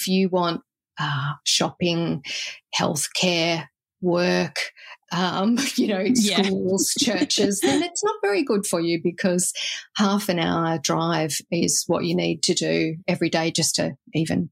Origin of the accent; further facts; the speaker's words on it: Australia; also born or lived in Illawarra, New South Wales; now in Manyana, Australia; as an Australian